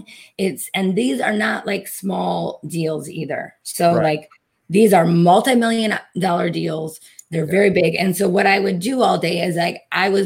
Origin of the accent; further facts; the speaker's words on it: Detroit, Michigan, United States; I'm from Detroit. Automotive is one of our biggest industries